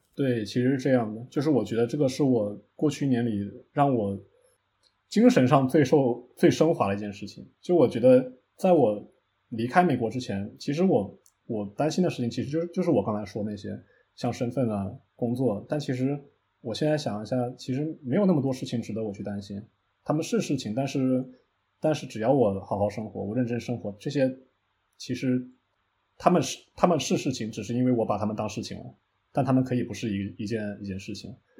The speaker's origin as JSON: {"language": "Chinese", "country": "China", "moved": "yes", "said": "他知道我中国人嘛"}